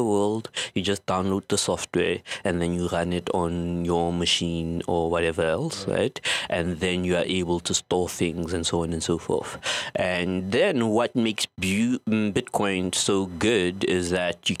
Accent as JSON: {"language": "English", "country": "South Africa", "said": "from South Africa"}